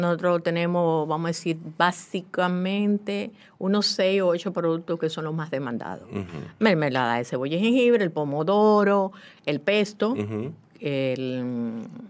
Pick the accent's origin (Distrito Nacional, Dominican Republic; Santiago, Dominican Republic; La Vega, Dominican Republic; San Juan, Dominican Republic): La Vega, Dominican Republic; en La Vega, mi ciudad natal